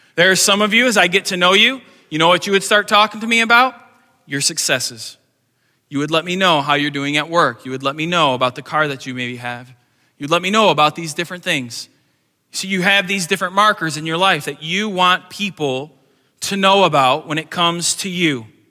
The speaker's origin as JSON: {"language": "English", "country": "United States"}